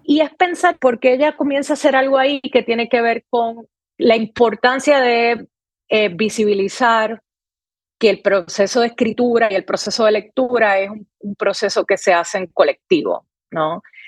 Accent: San Juan, Puerto Rico; moved away as an adult; now in New York, United States; yo soy Puerto Rico, específicamente de Río Piedras

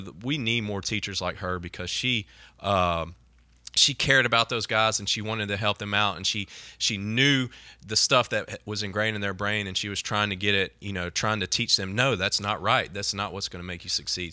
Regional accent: Mississippi, United States; growing up in Mississippi and having so many junior colleges here.

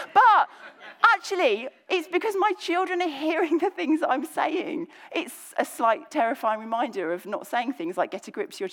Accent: just under London, South East England, United Kingdom; accent: slightly Cockney; moved away as an adult; now in Birmingham, United Kingdom; I say those words because I grew up in the kind of southeast of England, just kind of under London

